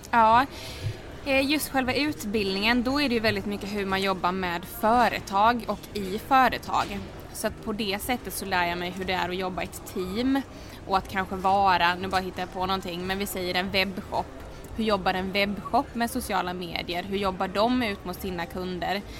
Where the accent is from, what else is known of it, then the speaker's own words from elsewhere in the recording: Halmstad, Halland County, Sweden; moved away as an adult; also born or lived in Oslo, Norway; now in Stockholm, Sweden; Jag är född och uppvuxen i Halmstad